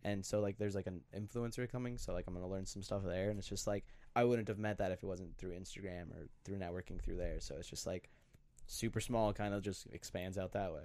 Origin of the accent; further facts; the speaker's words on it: Glencoe, Minnesota, United States; I'm from Glencoe, Minnesota